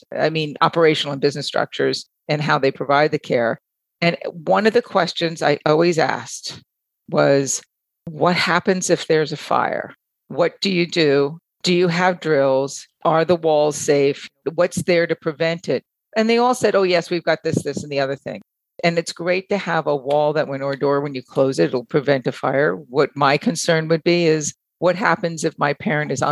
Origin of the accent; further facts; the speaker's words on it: Long Island, New York, United States; As a kid, I remember in the neighborhood and the community that I grew up in Long Island